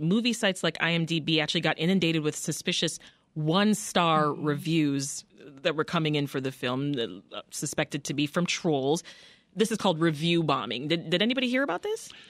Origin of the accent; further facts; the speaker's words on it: Jamaica; as a Jamaican woman